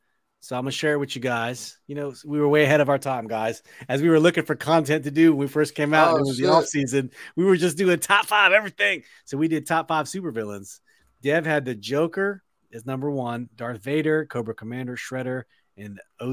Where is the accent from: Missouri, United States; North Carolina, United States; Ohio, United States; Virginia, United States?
Virginia, United States; Northern; We had Time Out growing up in Northern Virginia, man.